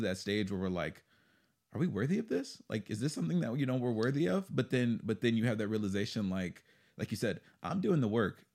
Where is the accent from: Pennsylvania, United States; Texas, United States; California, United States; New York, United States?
Texas, United States; moved away; I'm from Texas originally